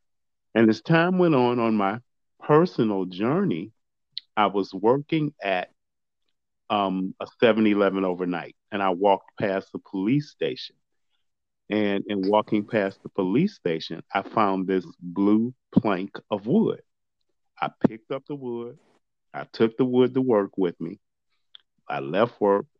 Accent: Chicago, Illinois, United States; now in Stow, United States; I am currently living in Stowe, Ohio, but I'm originally from Chicago, Illinois. And that's where I was born, raised, and grew up, in Chicago

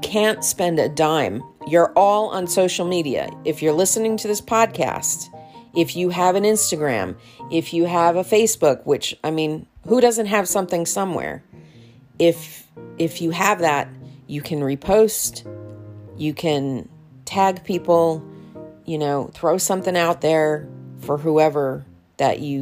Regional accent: New York, United States; I'm a New Yorker

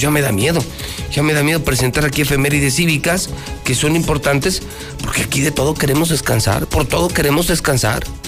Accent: Mexico; soy un amante de México. Amo a mi país.

